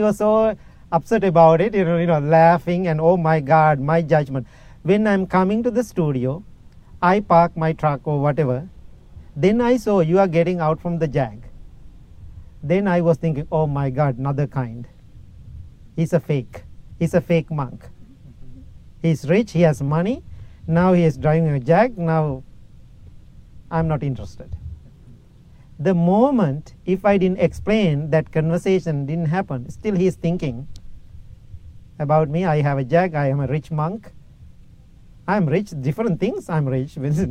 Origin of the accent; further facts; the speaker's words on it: Illinois, United States; English is a second language; I said, my friend, that's not my car. You know that. I'm from Illinois. How come I have a car here? This is my host family car.